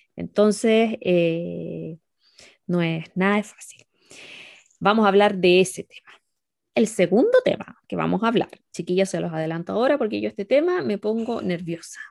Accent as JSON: {"language": "Spanish", "town": "La Serena", "region": "Coquimbo", "country": "Chile", "moved": "as an adult", "lives_now": "China", "said": "Soy serenense, tengo casi 34 ya."}